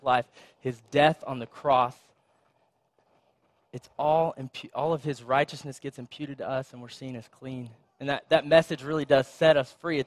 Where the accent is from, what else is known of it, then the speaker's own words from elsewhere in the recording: Dallas, Texas, United States; moved away as an adult; now in Austin, United States; I'm from Dallas area originally